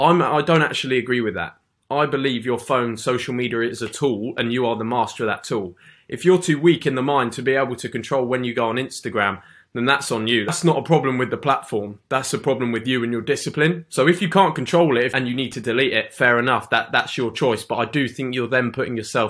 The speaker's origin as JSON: {"language": "English", "region": "England", "country": "United Kingdom", "said": "Being in the UK for me, I'm just a normal guy, I'm an English guy in the UK"}